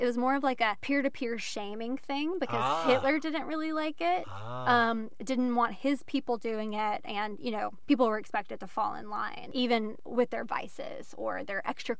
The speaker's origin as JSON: {"language": "English", "region": "South Carolina", "country": "United States", "said": "We're from South Carolina."}